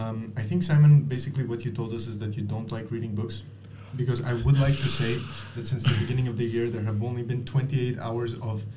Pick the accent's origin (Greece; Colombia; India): Greece; now in Brussels, Belgium; I'm from Greece.